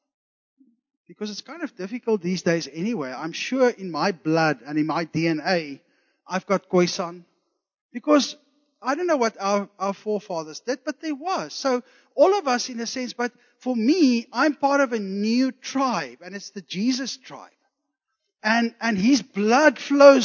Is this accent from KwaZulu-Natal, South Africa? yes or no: yes; Zululand, KwaZulu-Natal, South Africa; I was born in Zululand, so I have some Zulu blood in me